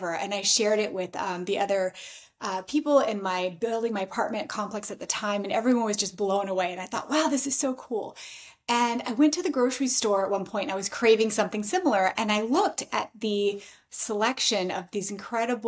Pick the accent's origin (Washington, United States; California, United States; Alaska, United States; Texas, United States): Alaska, United States; moved away; also born or lived in New York City; I am from Alaska originally.